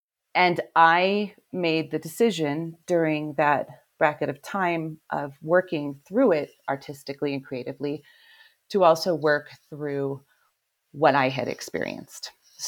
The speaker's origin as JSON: {"language": "English", "town": "Cleveland", "region": "Ohio", "country": "United States", "said": "I am from Cleveland, yeah."}